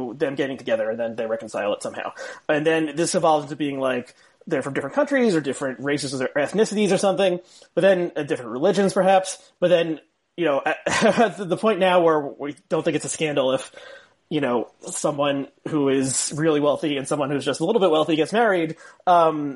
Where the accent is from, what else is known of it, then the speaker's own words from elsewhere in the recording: South Orange, New Jersey, United States; I grew up in South Orange, which is on the eastern part, bordering Newark